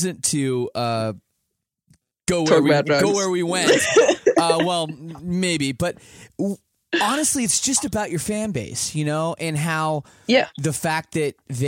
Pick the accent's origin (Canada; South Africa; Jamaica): Canada; the sheltered life that I lived growing up in Canada